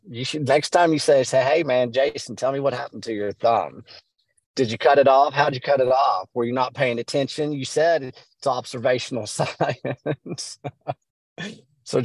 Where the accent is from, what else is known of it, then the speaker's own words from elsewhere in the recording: West Texas, United States; I'm from West Texas.